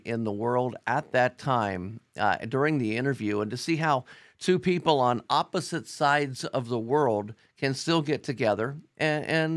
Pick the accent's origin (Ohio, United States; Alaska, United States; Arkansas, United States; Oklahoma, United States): Ohio, United States; Cincinnati; I'm from Cincinnati